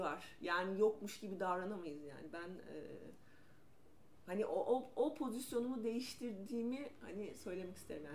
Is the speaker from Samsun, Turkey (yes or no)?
no; İzmir, Turkey; moved away as an adult; also born or lived in Ankara; İzmirliyim ben.